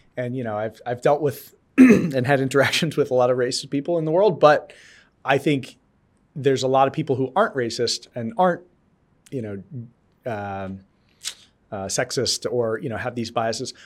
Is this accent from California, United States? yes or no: no; New York area, United States; also born or lived in North Dakota / Colorado; now in Boston, United States; I grew up in the New York area